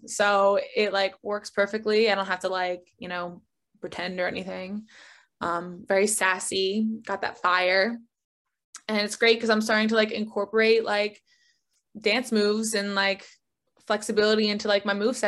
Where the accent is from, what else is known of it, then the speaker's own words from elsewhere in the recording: North Caldwell, New Jersey, United States; accent: Jersey; moved away; I am from North Caldwell, New Jersey, which is also where Tony Soprano was from. I'm a Jersey Italian